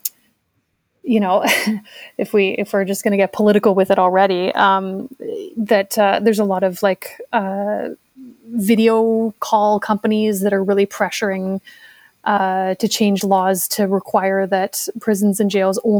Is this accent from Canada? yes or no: yes; Canada; as a Canadian leftist, obviously we live in a horrible, genocidal, like colonial settler state